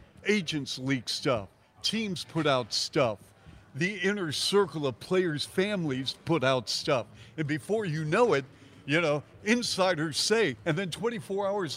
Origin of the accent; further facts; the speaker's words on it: Seattle, Washington, United States; got to rep the 206 from Seattle, my hometown.